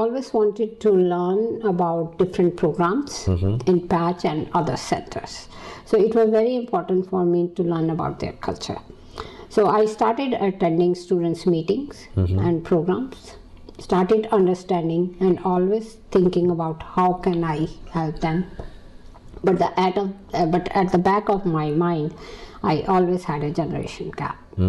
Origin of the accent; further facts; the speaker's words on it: India; moved away as an adult; also born or lived in Kuwait; now in Philadelphia, United States; growing up in India, in my house, we never talked about Asian issues.